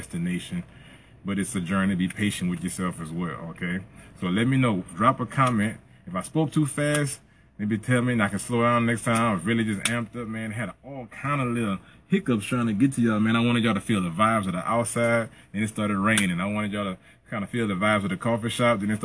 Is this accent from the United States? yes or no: yes; Plaquemine, Louisiana, United States; my hometown of P-Town